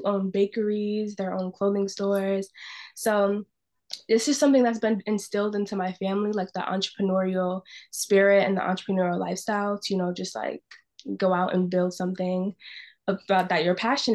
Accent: Bloomfield, Connecticut, United States; I was born and raised in Bloomfield, Connecticut

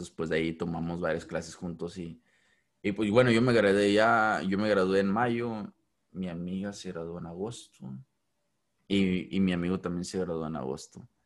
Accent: Ciudad Acuña, Coahuila, Mexico; moved away; also born or lived in Del Rio, Texas; soy de, soy de Acuña

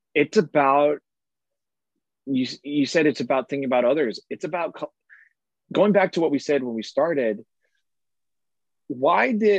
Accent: San Francisco, California, United States; my hometown, San Francisco

